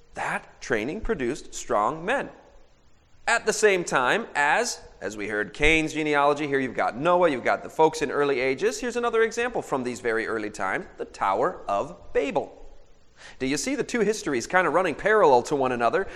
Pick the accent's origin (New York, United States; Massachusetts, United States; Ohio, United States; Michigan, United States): Michigan, United States; I'm from Michigan